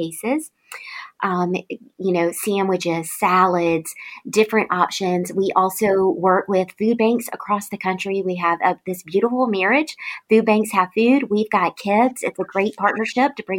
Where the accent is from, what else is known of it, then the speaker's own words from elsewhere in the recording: Tifton, Georgia, United States; This was my hometown I'd grown up